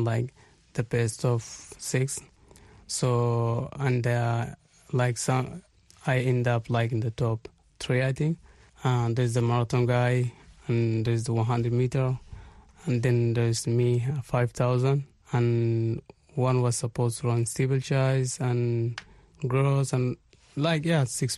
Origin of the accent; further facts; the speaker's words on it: Darfur, Sudan; also born or lived in Israel; now in Tel Aviv, Israel; I come from Israel now, but I'm originally from Sudan.